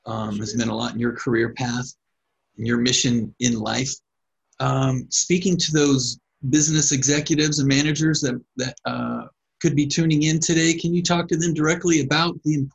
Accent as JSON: {"language": "English", "region": "California", "country": "United States", "said": "I'm from California"}